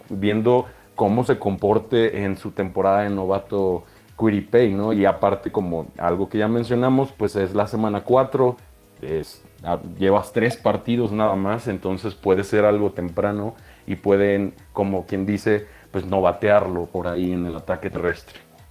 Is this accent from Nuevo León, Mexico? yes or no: yes; Monterrey, Nuevo León, Mexico; also born or lived in Guadalajara; now in Mexico City, Mexico; nací en Guadalajara, viví en Monterrey muchos años, entonces prácticamente soy de Monterrey